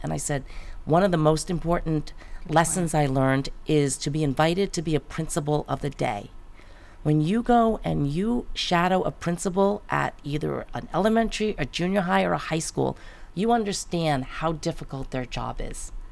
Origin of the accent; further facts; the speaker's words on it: Great Neck, New York, United States; moved away as an adult; also born or lived in Manhattan / San Francisco; now in California, United States; that's where I was born and raised and lived until I finished college